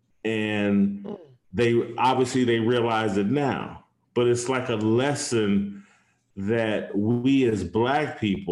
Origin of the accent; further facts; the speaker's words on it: Indianapolis, Indiana, United States; my hometown, in Indianapolis